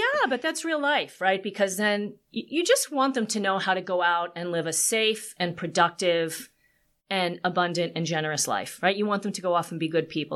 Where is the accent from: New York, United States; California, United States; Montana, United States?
New York, United States; Long Island; I am from New York. I grew up in Long Island originally